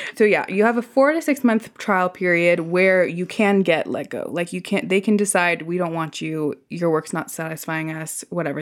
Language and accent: English; Silicon Valley, California, United States; I grew up in the Silicon Valley where literally you are trained to live to work